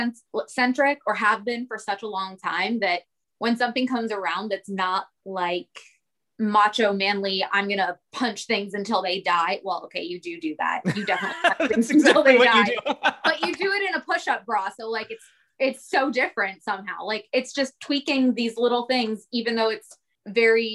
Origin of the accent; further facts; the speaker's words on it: Pittsburgh, Pennsylvania, United States; now in Orlando, United States; I'm not from here. I'm from Pittsburgh, so I moved here.